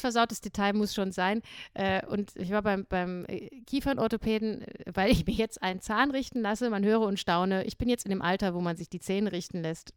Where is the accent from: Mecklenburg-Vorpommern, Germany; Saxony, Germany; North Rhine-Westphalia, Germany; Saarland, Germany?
Saarland, Germany; now in Salzburg, Austria; bezeichne das ha Saarland immer noch als meine Heimat, obwohl ich jetzt schon länger vom Saarland weg bin, als ich im Saarland war